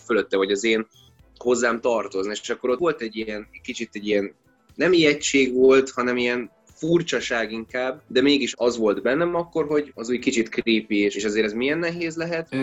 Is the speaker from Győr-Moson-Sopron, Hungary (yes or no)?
no; Esztergom, Komárom-Esztergom, Hungary; born or raised there